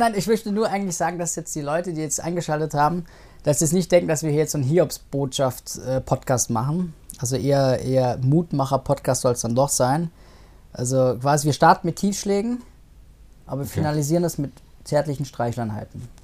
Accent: Munich, Bavaria, Germany; ich denke mir als Münchner

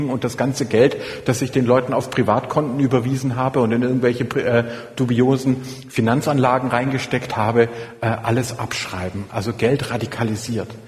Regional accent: Swabia, Germany; ich dachte als äh, Schwabe, dass ich mir auch selber eine Challenge stelle

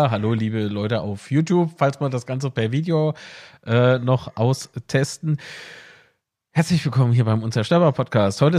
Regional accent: Bavaria, Germany; also born or lived in Nuremberg; Nee, nee, also ich bin, ich bin im Landkreis Fürth aufgewachsen und in Nürnberg geboren.

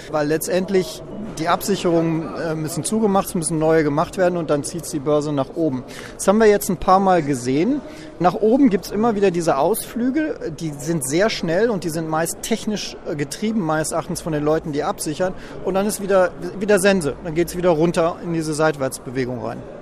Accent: Germany; als Europäer und als Deutscher

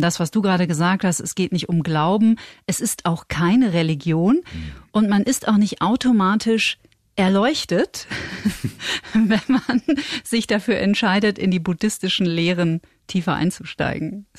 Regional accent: North Rhine-Westphalia, Germany; Und ich komme aus Nordrhein-Westfalen und dort wird man automatisch eigentlich in der Regel evangelisch getauft

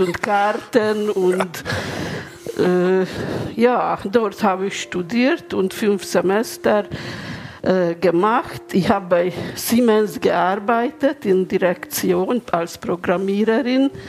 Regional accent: Budapest, Hungary; German is a second language; moved away as an adult; now in Munich, Germany; Ich bin in Ungarn geboren, in Budapest

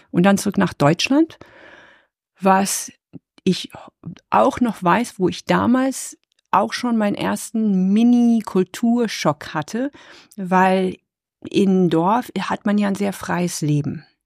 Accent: Nepal; born there; wir waren ja in, ich bin ja in Nepal geboren, 1972

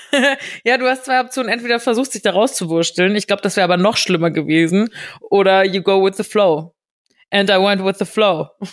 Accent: Giessen, Hesse, Germany; moved away; bei uns in Gießen

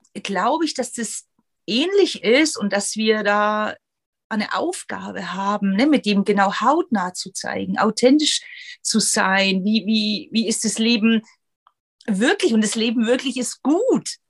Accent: former East Germany, Germany; ich bin aus der ehemaligen DDR

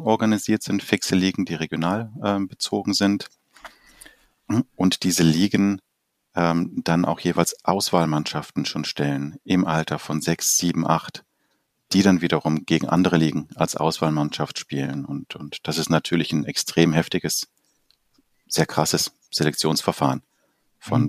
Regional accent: Uruguay; now in Germany; als ich selber noch als Kind in Uruguay Fußball gespielt habe

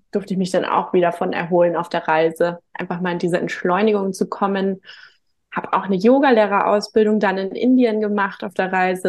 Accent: Hamburg, Germany; komme auch gebürtig aus Hamburg

